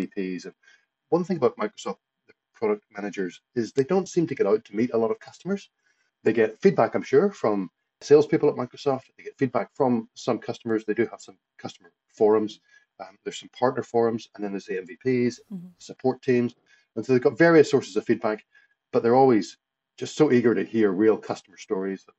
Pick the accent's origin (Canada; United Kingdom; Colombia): United Kingdom; Lisburn, Northern Ireland; moved away as an adult; also born or lived in Portrush, Northern Ireland / Edinburgh, Scotland / Midlands, England / Los Angeles, California, United States; now in Brisbane, Australia; I grew up in Belfast, Lisburn, just outside Belfast.